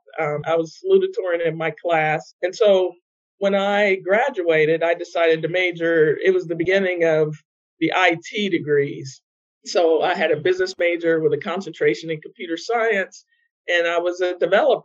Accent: Ohio, United States; moved away as an adult; now in North Carolina, United States; I grew up in Ohio, in the Midwest, actually, around a lot of farms

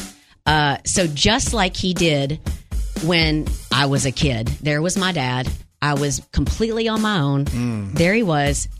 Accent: Wynne, Arkansas, United States; moved away; I'm from Wynn, the city with a smile

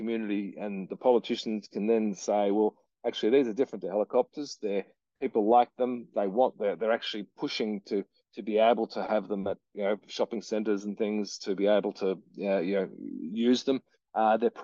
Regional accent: Victoria, Australia; my home state of Victoria

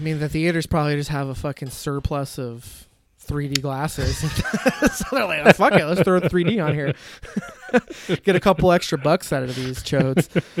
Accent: Michigan, United States; I'm from Michigan.

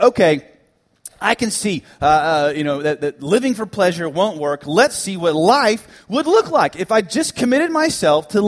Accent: Dallas, Texas, United States; also born or lived in Tennessee; this small United Methodist Church I grew up in the Dallas area

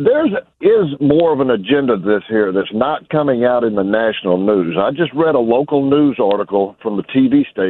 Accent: Memphis, Tennessee, United States; moved away as an adult; now in Wisconsin, United States; I am from Memphis. I've grown up there, been around. I live across the state line now, away from the riffraff.

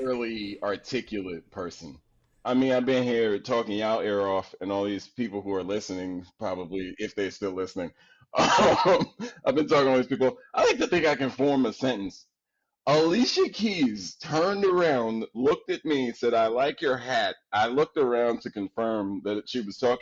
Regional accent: New York City, New York, United States; I'm from Queens

